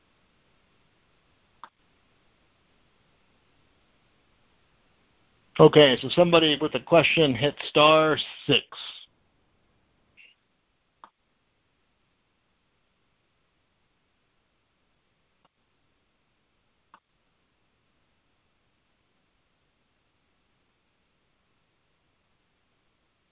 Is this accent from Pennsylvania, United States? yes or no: yes; Erie, Pennsylvania, United States; I'm from Erie, Pennsylvania